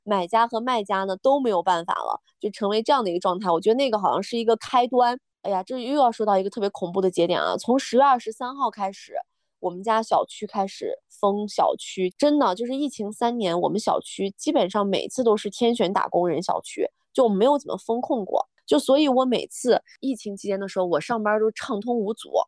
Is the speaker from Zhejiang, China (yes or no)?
no; Gansu, China; 我终于可以这样的方式好好地宣传我的家乡